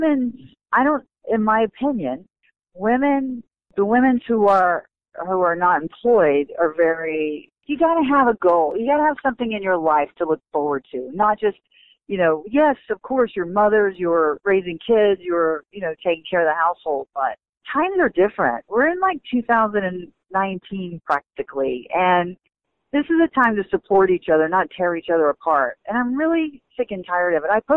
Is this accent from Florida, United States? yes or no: yes; Bradenton, Florida, United States; I'm from there. I'm from Bradenton, Florida